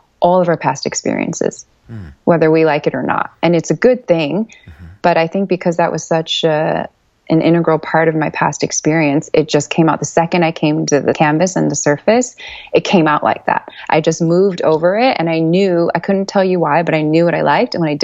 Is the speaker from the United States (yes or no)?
yes; Chicago, Illinois, United States; I'm a Chicago native